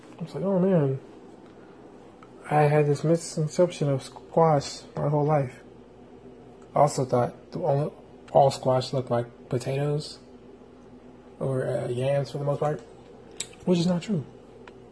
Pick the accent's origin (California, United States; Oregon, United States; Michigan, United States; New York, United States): California, United States; San Diego; moved away; I'm from San Diego.